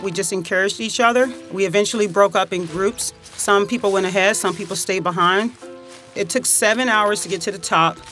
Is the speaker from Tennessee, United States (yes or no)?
yes; Covington, Tennessee, United States; moved away; I am from Covington, Tennessee